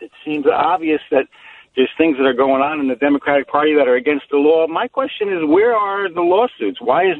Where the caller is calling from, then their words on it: New Jersey, United States; I'm from New Jersey.